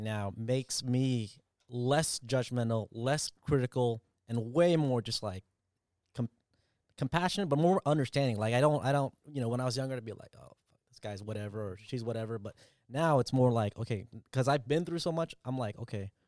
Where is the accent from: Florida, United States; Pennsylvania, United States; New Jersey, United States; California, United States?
California, United States; Orange County; first language Vietnamese; English is a second language; also born or lived in Vietnam; I grew up. I came here when I was 3 years old